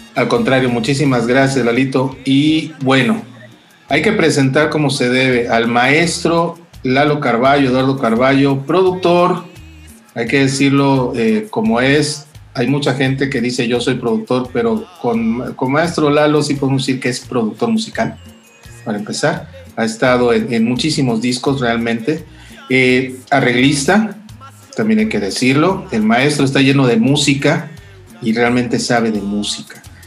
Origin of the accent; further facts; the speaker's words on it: Lerdo de Tejada, Veracruz, Mexico; yo también de niño viví en Lerdo, en, el, Lerdo y en el Ingenio San Pedro